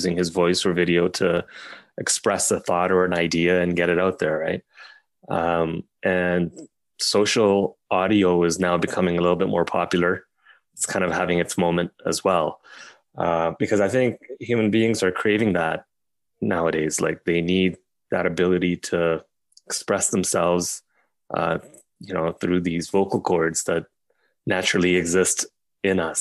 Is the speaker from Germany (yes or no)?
no; Pakistan; I was born in Pakistan